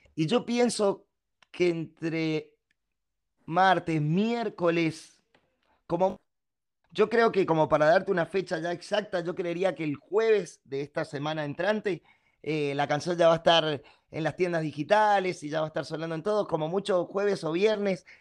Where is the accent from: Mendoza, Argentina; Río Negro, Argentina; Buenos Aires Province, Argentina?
Mendoza, Argentina; acá en Mendoza, en mi tierra.